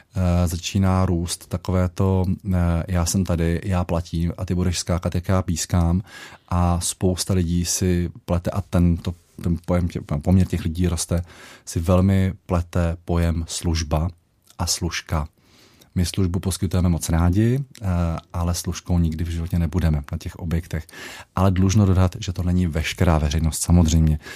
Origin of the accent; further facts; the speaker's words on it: Moravia, Czechia; now in Karlštejn, Czech Republic; když jsem jezdíval ještě domů na Moravu